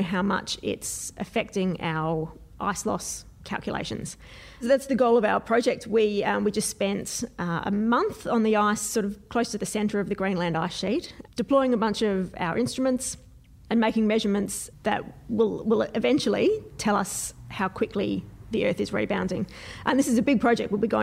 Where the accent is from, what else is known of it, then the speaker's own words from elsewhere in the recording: Adelaide, South Australia, Australia; I'm from Adelaide, at least in South Australia.